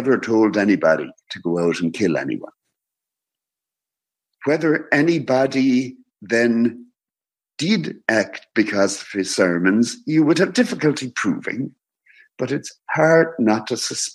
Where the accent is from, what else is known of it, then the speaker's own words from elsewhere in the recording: Ireland; I am Irish.